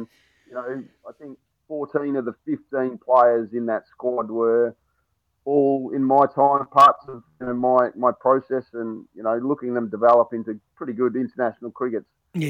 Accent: Australia; now in Durham, United Kingdom; as an Aussie coach, watching the Ashes this year was always going to be interesting because obviously I'm going to barrack for Australia

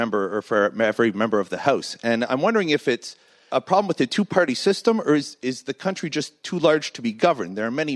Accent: Canada; now in United States; In my native Canada

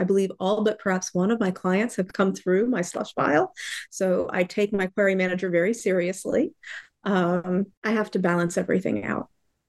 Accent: Florida, United States; I grew up mostly in Florida, in the U.S. I have lived widely, various places, mostly along the East Coast.

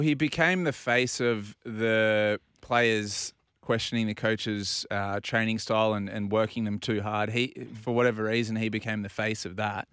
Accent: Australia; as an Australian

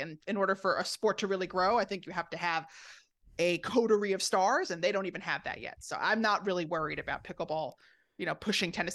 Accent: Rockville Centre, New York, United States; I grew up on Long Island in Rockville Center

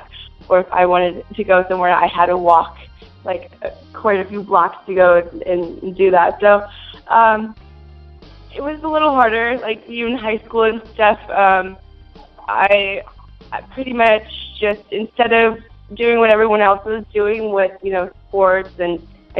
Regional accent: Minnesota, United States; now in California, United States; I'm originally from Minnesota. I was born and raised

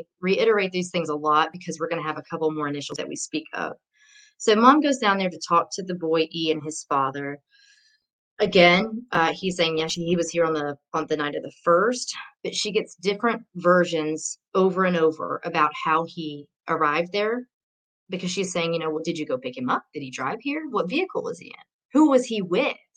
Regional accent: Franklin, Tennessee, United States; I'm actually from Franklin, Tennessee. So I was born and raised there

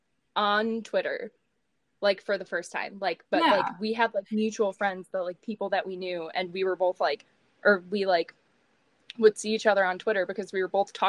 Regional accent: Chicago, Illinois, United States; we are from Chicago, so obviously we were Hawks fans.

